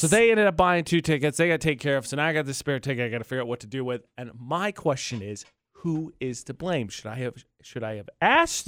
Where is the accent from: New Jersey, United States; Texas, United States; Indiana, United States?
Indiana, United States; northern; moved away; my family is from northern Indiana